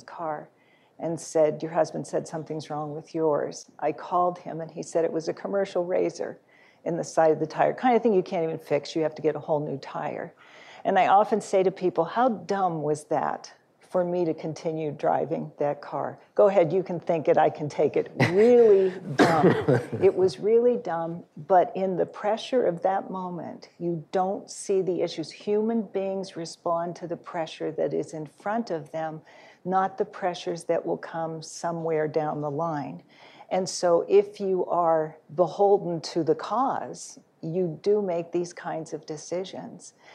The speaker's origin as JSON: {"language": "English", "town": "Phoenix", "region": "Arizona", "country": "United States", "said": "I'm from Phoenix"}